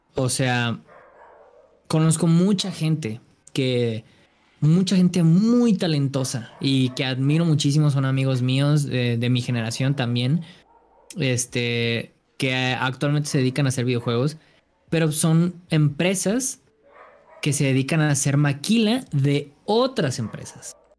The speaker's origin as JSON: {"language": "Spanish", "town": "Guadalajara", "region": "Jalisco", "country": "Mexico", "said": "yo soy de Guadalajara"}